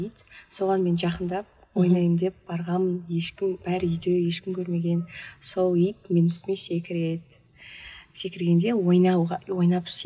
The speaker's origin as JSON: {"language": "Kazakh", "town": "Pavlodar", "region": "Pavlodar Region", "country": "Kazakhstan", "tie": "born or raised there", "said": "ә, мен павлодар қаласының тумасымын"}